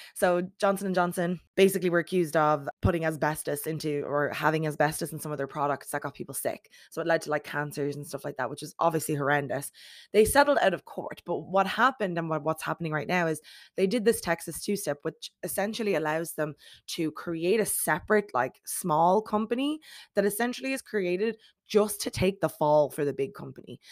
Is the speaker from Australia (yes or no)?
no; Ireland; As an Irish person